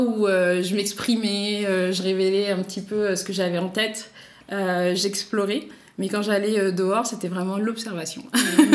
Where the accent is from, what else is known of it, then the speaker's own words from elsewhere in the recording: Paris, Île-de-France, France; also born or lived in La Ferrière, Île-de-France; moi, je suis parisienne et j'ai grandi à Paris et un petit peu aussi en banlieue, presque en campagne de l'Île-de-France, à la ferrière